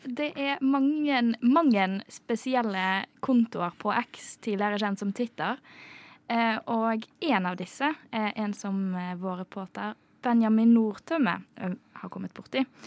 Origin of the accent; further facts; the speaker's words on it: Bergen, Vestland, Norway; now in Oslo, Norway; til og med jeg som bergenser